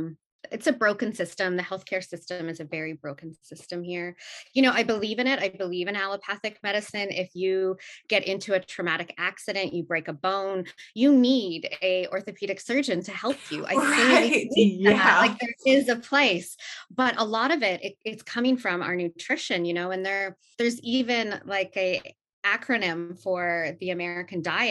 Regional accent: Canada; I'm Canadian, born and raised

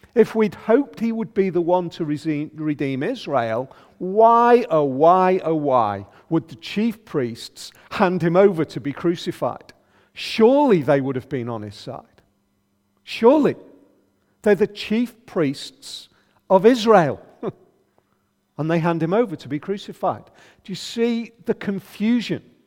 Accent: United Kingdom; pretty much have it still in our culture, being very British

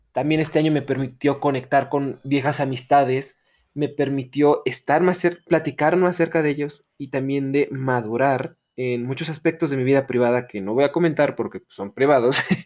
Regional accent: Mexico; como sociedad mexicana

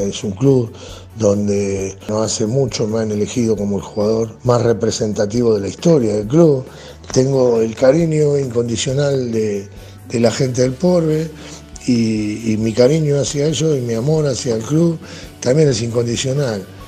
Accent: Argentina; como argentino

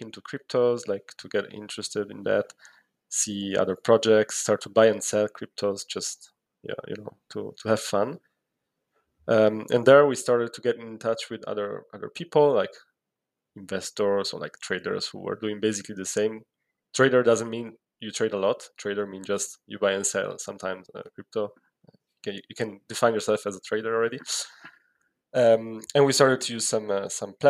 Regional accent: Italy; moved away as an adult; I'm originally from Italy.

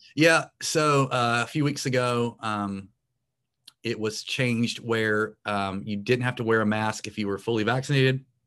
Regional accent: Morehead City, North Carolina, United States; in my hometown. And, uh, it's a small town in coastal North Carolina.

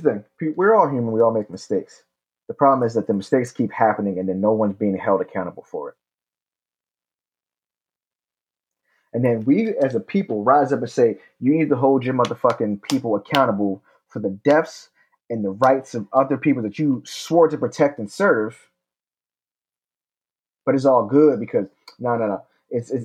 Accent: Pennsylvania, United States; my hometown of Pennsylvania.

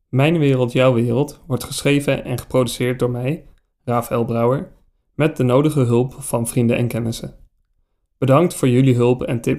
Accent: Lelystad, Flevoland, Netherlands; Ik werd geboren in Lelystad en de polder is mijn thuis.

